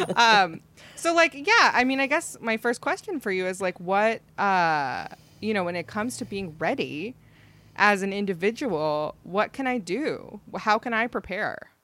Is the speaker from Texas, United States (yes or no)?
no; Ohio, United States; I grew up in Ohio